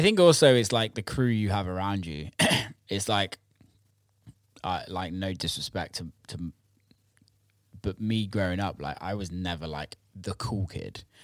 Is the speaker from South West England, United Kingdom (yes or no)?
yes; Bristol, South West England, United Kingdom; growing up around Bristol